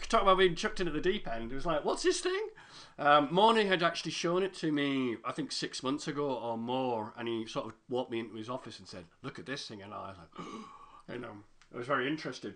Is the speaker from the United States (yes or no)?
no; United Kingdom; I'm British